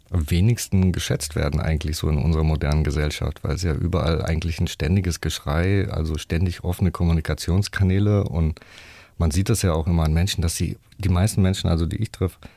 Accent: Rüsselsheim, Hesse, Germany; Also ich bin ja in so einem ähm, ja, Sozialblock äh, groß geworden in der Opelstadt, in Rüsselsheim. Und die Eltern waren alle arbeiten natürlich, waren viele Schlüsselkinder.

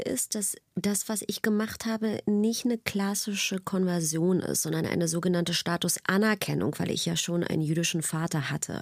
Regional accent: Berlin, Germany; ich bin einfach in der DDR groß geworden.

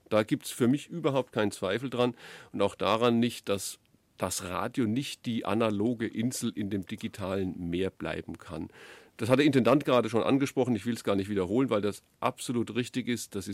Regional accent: Würzburg, Bavaria, Germany; Und die Franken, ich bin selber einer, ich bin Würzburger und habe auch in Nürnberg lange gearbeitet

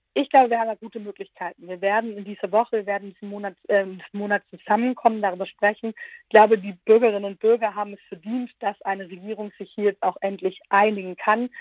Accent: Southern Germany, Germany; aus meiner Rolle als Süddeutsche sagen, gerade in Baden-Württemberg

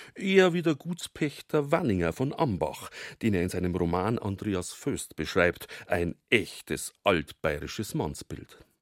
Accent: Altötting, Bavaria, Germany; accent: Bavarian; first language Bavarian; bei uns in Altötting, nicht einmal im Umland

